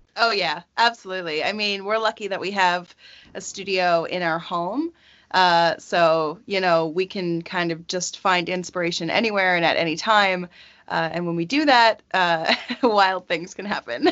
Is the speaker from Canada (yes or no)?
yes; rural Nova Scotia, Canada; born or raised there; moved away